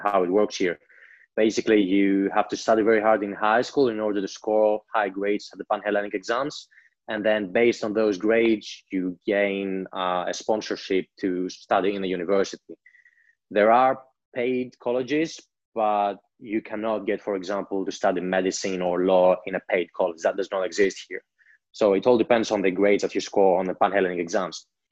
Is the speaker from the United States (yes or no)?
no; Greece; I grew up in Greece